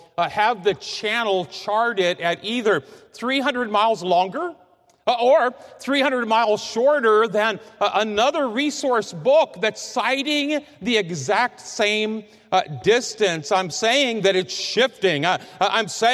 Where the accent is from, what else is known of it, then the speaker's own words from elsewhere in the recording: Fort Madison, Iowa, United States; I grew up in Fort Madison, Iowa, on the Mississippi River, 20 miles south of Burlington